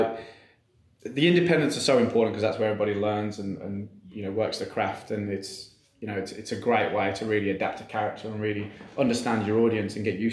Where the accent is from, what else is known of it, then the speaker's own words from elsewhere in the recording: England, United Kingdom; moved away; also born or lived in Queensland, Australia / Queenstown, New Zealand; being an Englishman